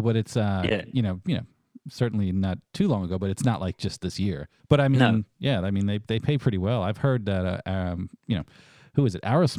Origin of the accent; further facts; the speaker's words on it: North Carolina, United States; I'm from North Carolina, U.S.